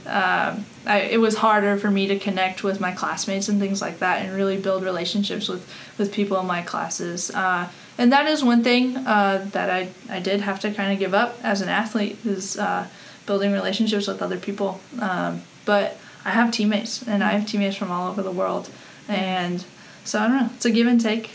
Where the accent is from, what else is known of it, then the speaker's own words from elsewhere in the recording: Colorado, United States; moved away as an adult; also born or lived in North Texas; I'm originally from Colorado